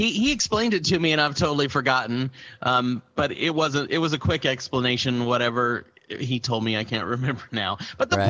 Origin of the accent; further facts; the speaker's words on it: Austin, Texas, United States; I'm from Austin